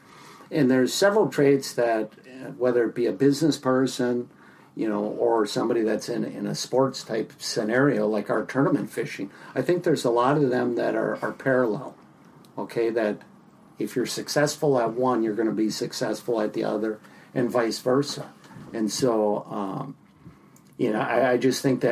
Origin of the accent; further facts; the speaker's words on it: Minneapolis, Minnesota, United States; also born or lived in Longville, Minnesota; I grew up in the Twin Cities here, spent my entire life here.